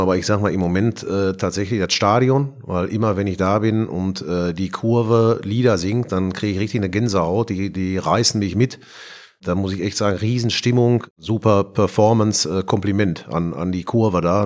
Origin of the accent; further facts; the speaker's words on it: Bochum, North Rhine-Westphalia, Germany; accent: Ruhrpott; moved away as an adult; now in Frankfurt, Germany; Ich bin in, in Bochum geboren bin da aufgewachsen, zur Schule gegangen, habe da studiert